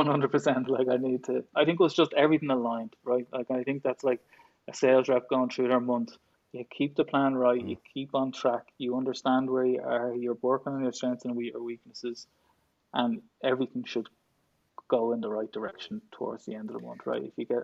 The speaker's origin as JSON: {"language": "English", "town": "Dublin", "region": "Leinster", "country": "Ireland", "tie": "born or raised there", "said": "I did, yeah, born and bred."}